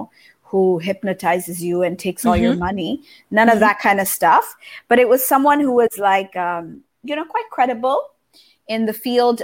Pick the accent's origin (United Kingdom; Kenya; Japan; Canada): Japan; moved away as an adult; also born or lived in United States; I grew up in Japan.